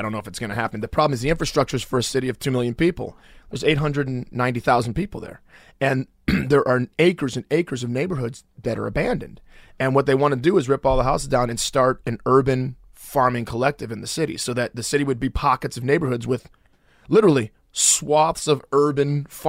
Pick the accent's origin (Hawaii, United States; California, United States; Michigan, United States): Michigan, United States; Detroit; In the city, yeah. Yeah, I grew up in the city.